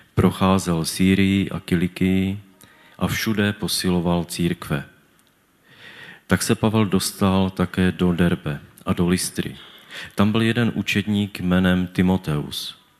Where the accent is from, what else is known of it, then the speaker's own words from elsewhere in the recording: Czechia; also born or lived in Havířov; jsem z Tědlicka